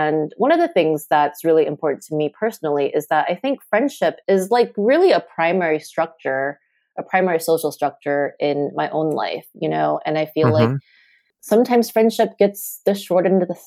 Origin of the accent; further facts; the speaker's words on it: Southern California, United States; also born or lived in Taipei, Taiwan / New York City; I grew up in Southern California. The other place that's important to this book is Taipei, and I was born there, and I came to the States when I was 8.